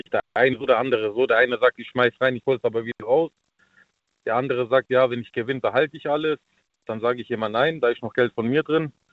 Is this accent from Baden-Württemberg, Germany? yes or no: yes; Baden-Württemberg, Germany; Ich komme aus der Gegend von Stuttgart.